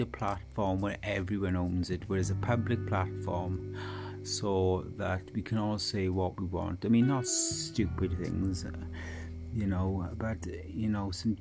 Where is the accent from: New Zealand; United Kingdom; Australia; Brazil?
United Kingdom; Wales; this is the Welshman